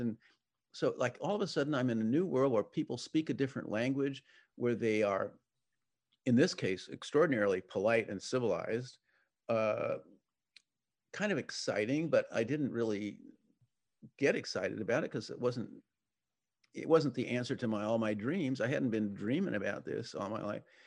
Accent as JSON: {"language": "English", "town": "San Diego", "region": "California", "country": "United States", "tie": "born or raised there", "said": "I grew up in San Diego as a sailor"}